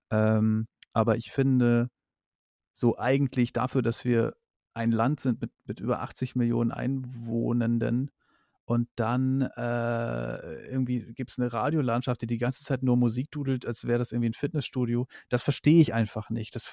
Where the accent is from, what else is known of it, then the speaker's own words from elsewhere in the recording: Northern Germany, Germany; ich komme aus dem Norden, ich kenne halt viele so